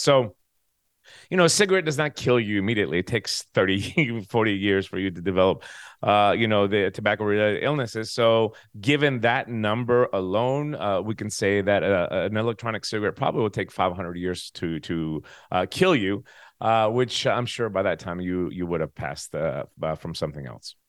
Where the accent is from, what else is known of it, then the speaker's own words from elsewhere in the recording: United States; moved away as an adult; also born or lived in Tennessee; now in Greece; I am an American